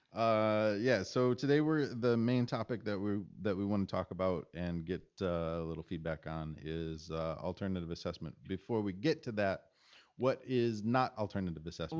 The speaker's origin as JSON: {"language": "English", "region": "Michigan", "country": "United States", "tie": "born or raised there", "said": "I grew up in Michigan"}